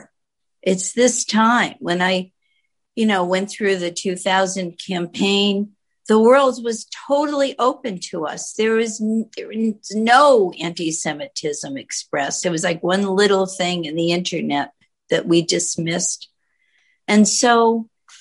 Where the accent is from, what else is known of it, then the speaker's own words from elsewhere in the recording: Gardner, Massachusetts, United States; first language Yiddish; English is a second language; my life as an American in a small town near the New Hampshire border